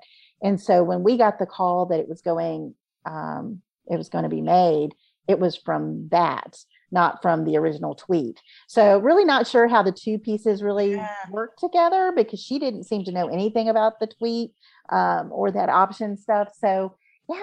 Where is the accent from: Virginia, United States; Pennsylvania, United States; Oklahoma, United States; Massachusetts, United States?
Virginia, United States; Virginia Beach; also born or lived in North Carolina / Patrick Springs, Virginia; I was born and raised in Virginia Beach with Norfolk and Oceana.